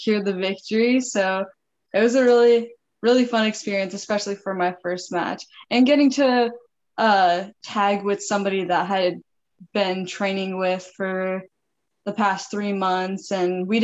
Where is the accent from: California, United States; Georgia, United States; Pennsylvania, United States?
California, United States; Northern; moved away as an adult; I'm actually from California, NorCal